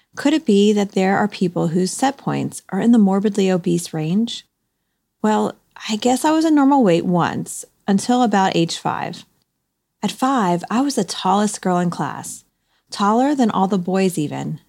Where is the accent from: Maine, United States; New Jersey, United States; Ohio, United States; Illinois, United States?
Ohio, United States; I'm from Ohio myself